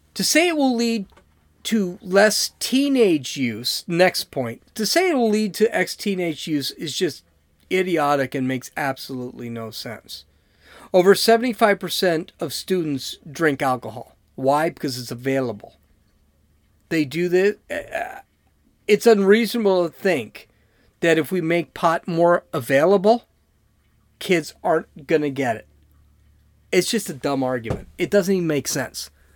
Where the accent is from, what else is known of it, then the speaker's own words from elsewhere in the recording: San Diego, California, United States; I'm from San Diego.